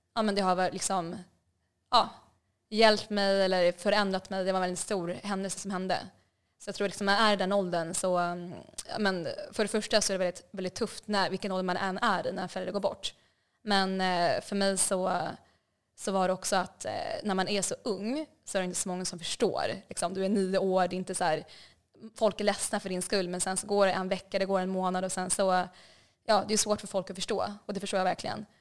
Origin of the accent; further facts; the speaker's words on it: Stockholm, Stockholm County, Sweden; moved away as an adult; also born or lived in Hanoi, Vietnam; now in Vietnam; Så jag växte upp i, ja, växte upp i Stockholm